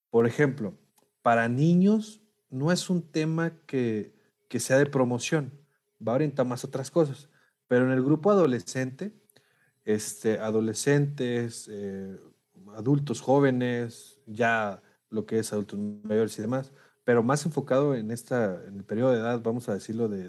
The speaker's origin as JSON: {"language": "Spanish", "town": "Monclova", "region": "Coahuila", "country": "Mexico", "said": "los que son de Saltillo, digo, yo soy de Monclova, soy de Coahuila también"}